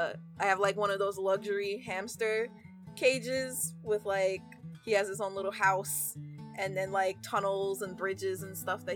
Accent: New York, United States; I grew up in New York

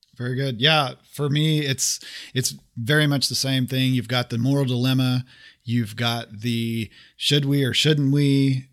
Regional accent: Oklahoma, United States; moved away; I'm originally from Oklahoma

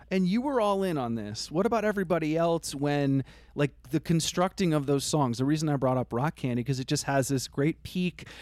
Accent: Vermont, United States; I grew up in Vermont

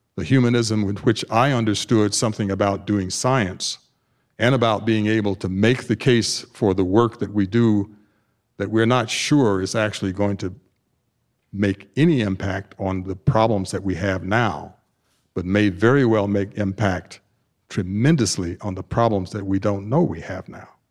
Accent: Tuskegee, Alabama, United States; moved away as an adult; now in Naperville, United States; I grew up in Tuskegee, Alabama, the Deep South

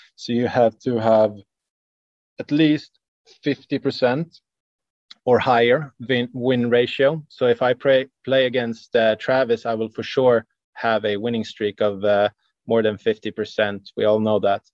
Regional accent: Sweden; since we're from Sweden, uh, we have our heritage of uh, Old Norse mythology

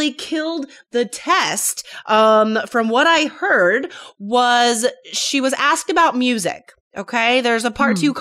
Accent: United States; I grew up near Lake Tahoe, so it was super snowy and icy all the time.

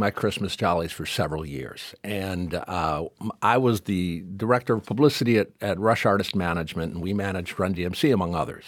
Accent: Detroit, Michigan, United States; I grew up in Detroit in the sixties when Motown was at its height

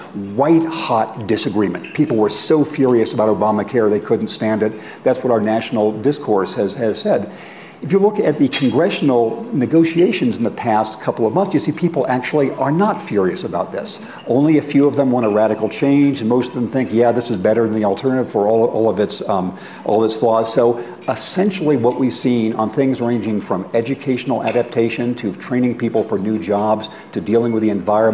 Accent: Redlands, California, United States; moved away; my hometown of Redlands

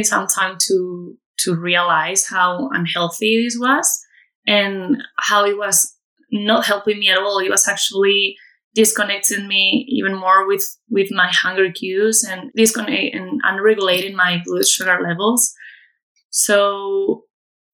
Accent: Community of Madrid, Spain; moved away as an adult; I'm originally from Madrid in Spain, where I'm currently living. I've been living abroad for quite a few years, actually, and I came back to my hometown, which is about half an hour away from Madrid

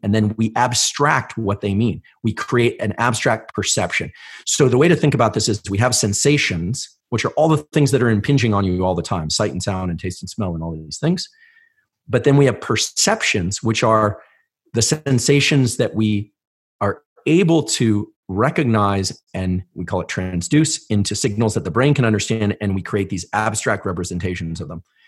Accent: Palo Alto, California, United States; I grew up in Palo Alto

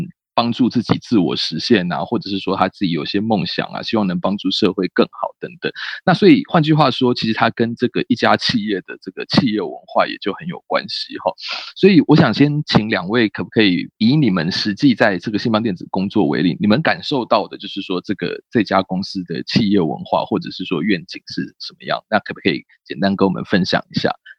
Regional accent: Taiwan; 不过实际上呢，也不见得是说只有在外商或者是在外国企业哈，我们台湾人才才能有发挥。

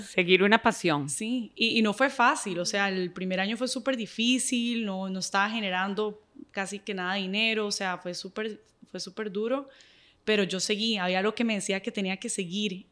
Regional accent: Nicaragua; soy nicaragüense y soy súper orgullosa de ser nicaragüense

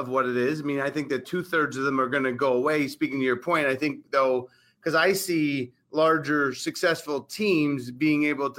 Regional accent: Arizona, United States; We're from Arizona.

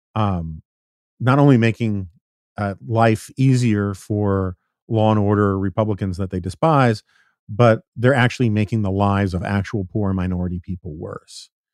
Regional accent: New York, United States; I grew up in New York in the nineteen seventies and eighties

